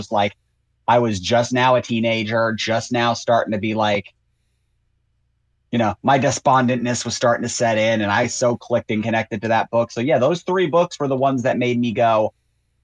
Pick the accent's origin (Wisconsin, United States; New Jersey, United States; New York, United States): New York, United States; moved away; I was from New York